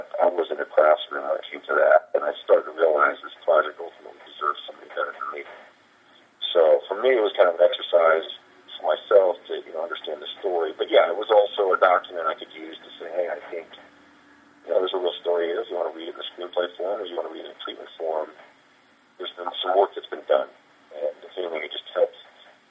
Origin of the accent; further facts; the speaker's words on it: Kansas, United States; I'm a guy from Kansas